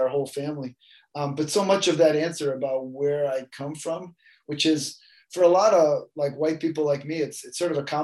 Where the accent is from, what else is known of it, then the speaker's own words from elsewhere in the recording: Vancouver Island, Saanich Peninsula, British Columbia, Canada; I grew up on Vancouver Island on Sachem territory on the west side of the Standish Peninsula, pretty much in the middle of nowhere